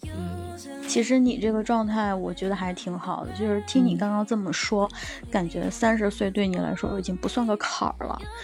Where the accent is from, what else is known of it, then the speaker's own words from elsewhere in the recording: southern China, China; now in Beijing, China; 因为我现在在北京嘛，然后我的家乡其实， 嗯， 在一个南方的城市